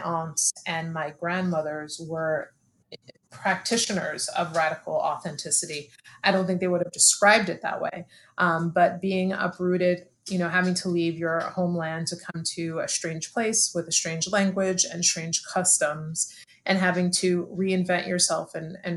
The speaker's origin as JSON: {"language": "English", "town": "New York City", "region": "New York", "country": "United States", "tie": "born or raised there", "moved": "as an adult", "lives_now": "Rhode Island, United States", "said": "I'm originally from Brooklyn, New York. That's where I was born and raised"}